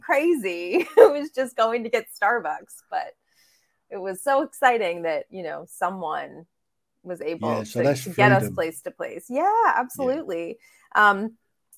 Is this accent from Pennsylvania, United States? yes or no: yes; Pittsburgh, Pennsylvania, United States; I grew up in Pittsburgh, Pennsylvania, which is southwestern Pennsylvania